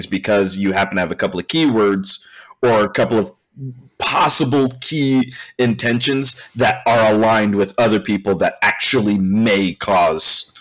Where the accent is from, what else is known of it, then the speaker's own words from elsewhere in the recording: California, United States; I'm from California